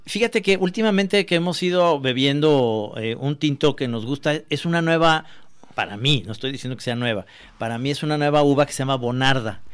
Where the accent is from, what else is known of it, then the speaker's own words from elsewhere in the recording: Guadalajara, Jalisco, Mexico; aquí en Guadalajara y yo soy tapatío